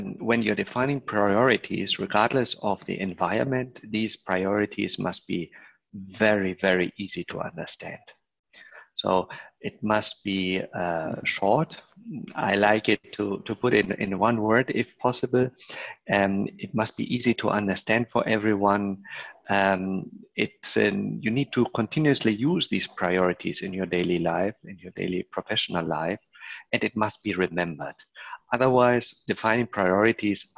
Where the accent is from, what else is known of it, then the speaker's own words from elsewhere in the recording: Spain; also born or lived in Germany; now in Barcelona, Spain; I am originally also from Spain.